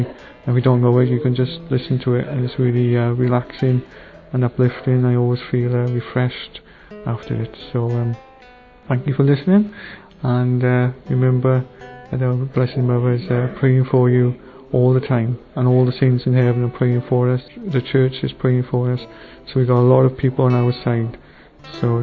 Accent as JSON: {"language": "English", "region": "South Wales", "country": "United Kingdom", "said": "I'm from Murfreesboro in South Wales."}